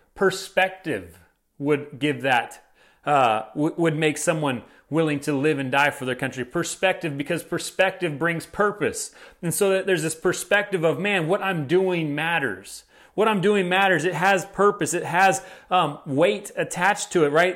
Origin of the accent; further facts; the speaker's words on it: United States; as American citizens